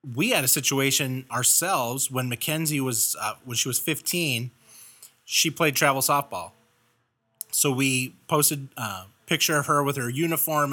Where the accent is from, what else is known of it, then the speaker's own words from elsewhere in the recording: Los Angeles, California, United States; moved away; I grew up in Los Angeles